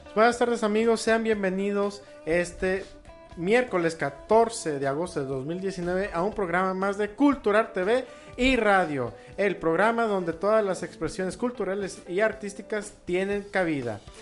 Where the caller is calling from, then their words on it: Guadalajara, Jalisco, Mexico; saludos desde la bella Guadalajara